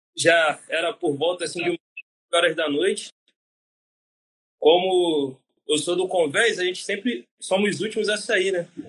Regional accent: Rio de Janeiro, Brazil; sou natural do Rio de Janeiro

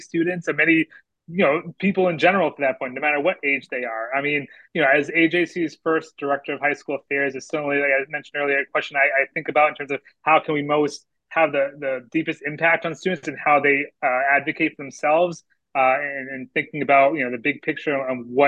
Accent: Danvers, Massachusetts, United States; I grew up in Danvers, Massachusetts, about 20 minutes north of Boston

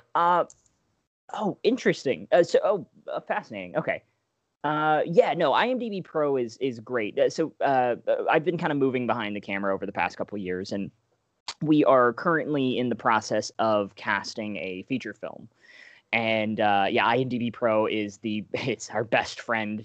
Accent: Alabama, United States; moved away; I'm originally from Alabama

